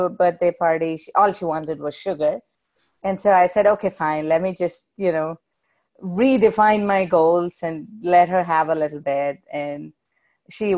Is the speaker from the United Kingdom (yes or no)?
no; South India, India; moved away; when I was growing up in India